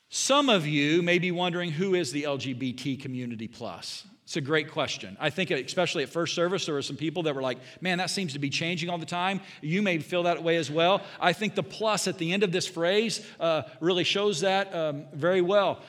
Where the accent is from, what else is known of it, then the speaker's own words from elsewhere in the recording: Southern Indiana, United States; now in Bond County, Illinois, United States; I grew up in Southern Indiana, went to a Bible college